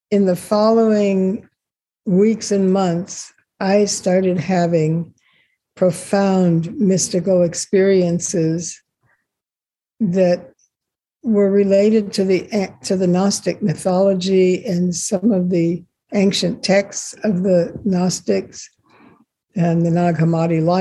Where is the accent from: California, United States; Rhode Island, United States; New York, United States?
California, United States; Los Angeles; also born or lived in Israel; I was born in Israel, And the family moved to the States, to Los Angeles, when I was just a baby